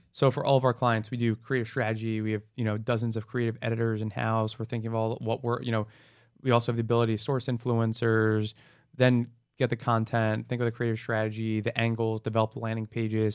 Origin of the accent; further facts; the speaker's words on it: New Jersey, United States; moved away as an adult; now in Miami, United States; I was born and raised in New Jersey, went to college in New Jersey, after college stayed in New Jersey.